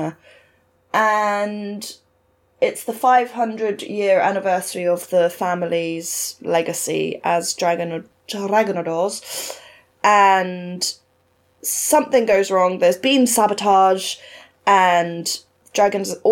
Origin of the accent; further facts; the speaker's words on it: United Kingdom; accent: very British; in my very British accent